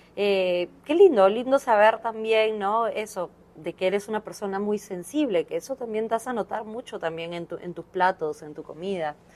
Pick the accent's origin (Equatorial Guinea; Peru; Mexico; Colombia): Peru; Como cocinero peruano